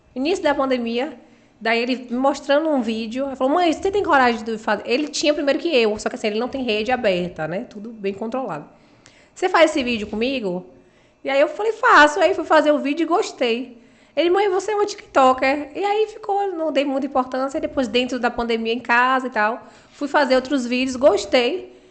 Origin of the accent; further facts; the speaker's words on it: Uruçuca, Bahia, Brazil; also born or lived in Itabuna; now in Balneário Camboriú, Brazil; sou de Uruçuca e moro em Tabuna